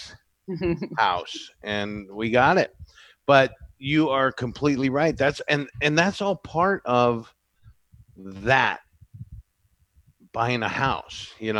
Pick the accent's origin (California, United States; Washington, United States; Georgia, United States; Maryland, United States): California, United States; Santa Barbara; I was born and raised here